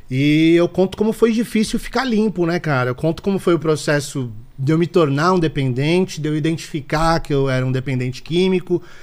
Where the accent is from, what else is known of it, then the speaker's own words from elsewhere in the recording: São Paulo, Brazil; born there; Eu nasci em São Paulo, cara. Zona Norte, Casa